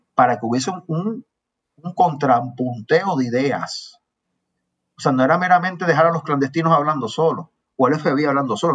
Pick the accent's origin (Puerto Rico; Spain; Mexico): Puerto Rico; Aguadilla; now in San Juan, Puerto Rico; yo soy de por allá, yo mantengo relaciones con la gente de mi pueblo